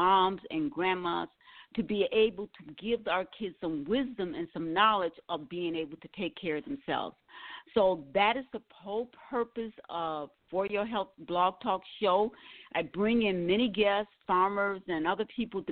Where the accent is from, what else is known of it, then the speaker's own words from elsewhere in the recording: Milwaukee, Wisconsin, United States; moved away; I'm from Milwaukee, Wisconsin